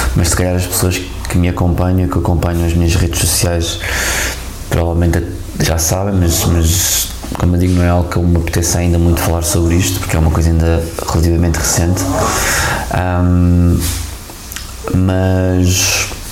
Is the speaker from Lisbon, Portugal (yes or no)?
yes; Lisbon, Portugal; Lisboa, a minha terra